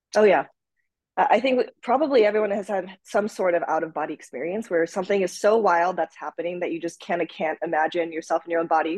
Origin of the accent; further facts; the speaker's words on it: Minnesota, United States; also born or lived in Japan; we moved from Japan to the United States uh, to Minnesota actually uh, when I was five, and then we went back and forth until I was around ten